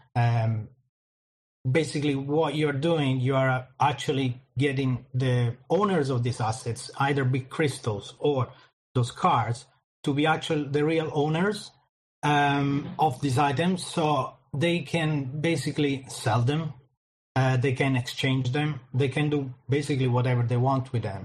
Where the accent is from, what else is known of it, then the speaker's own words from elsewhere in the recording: Italy; moved away as an adult; now in London, United Kingdom; Then I moved from Italy. I'm originally Italian. I moved from Italy to London, in the UK